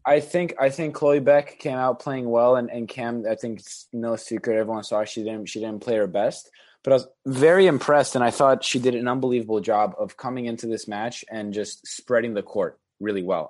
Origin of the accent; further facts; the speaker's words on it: Chicago, Illinois, United States; I grew up in Chicago